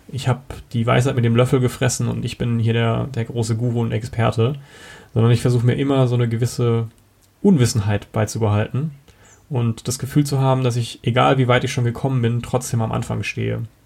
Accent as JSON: {"language": "German", "town": "Karlsruhe", "region": "Baden-Württemberg", "country": "Germany", "moved": "yes", "lives_now": "Kempten, Germany", "said": "ich komme ursprünglich aus Karlsruhe, wohne mittlerweile in Kempten im Allgäu"}